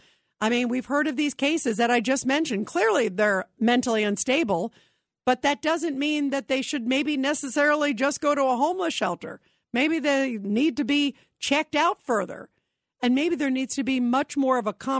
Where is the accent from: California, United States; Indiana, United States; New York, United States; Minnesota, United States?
New York, United States; I was born in New York